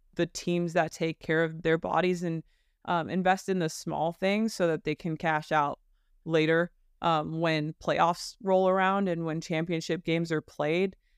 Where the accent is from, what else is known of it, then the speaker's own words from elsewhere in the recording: Burbank, California, United States; moved away as an adult; I am from Burbank, California, born and raised